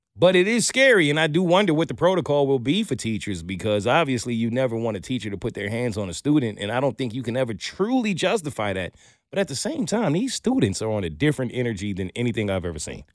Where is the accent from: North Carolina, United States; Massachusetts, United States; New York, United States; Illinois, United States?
New York, United States; New York City; I grew up in Brooklyn